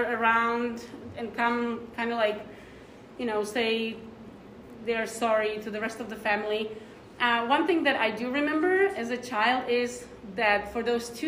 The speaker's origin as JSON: {"language": "English", "country": "Czechia", "tie": "born or raised there", "moved": "yes", "said": "I am from former Czechoslovakia. So my parents are Slovaks, but I was born in Czech Republic, but back then it was one country."}